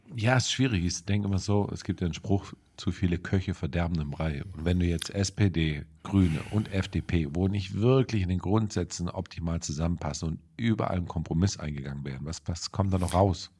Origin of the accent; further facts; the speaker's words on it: Germany; bei uns in Deutschland